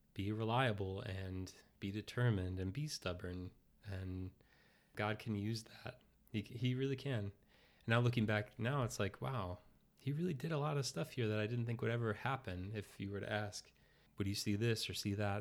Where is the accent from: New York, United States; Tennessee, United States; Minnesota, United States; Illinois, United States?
Illinois, United States; Oak Park; I grew up in Oak Park, Illinois, so suburb of Chicago